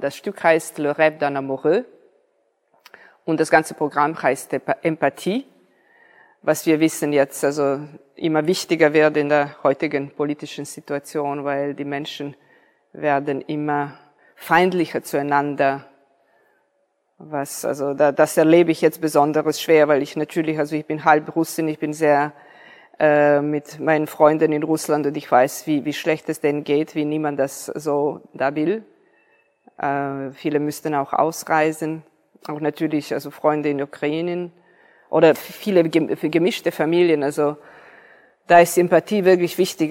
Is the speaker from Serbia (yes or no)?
yes; Niš, Serbia; moved away; ich bin hier in Serbien geboren.